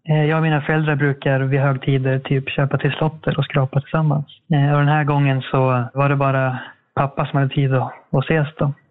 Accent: Eskilstuna, Södermanland, Sweden; moved away as an adult; now in Härnösand, Sweden; jag bor i Härnösand sedan ett år tillbaka ungefär. Jag är ursprungligen från Eskilstuna men flyttade hit under utbildningen till eh, brandman då

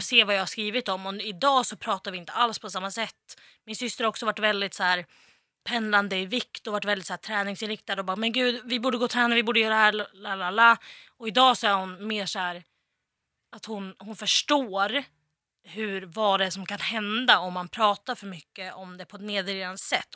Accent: Västerås, Västmanland, Sweden; moved away; när jag bodde hemma i Västerås

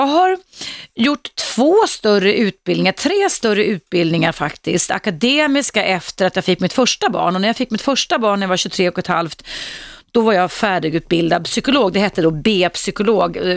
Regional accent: Serbia; moved away as an adult; now in Sweden; Ja, jag kommer från Serbien.

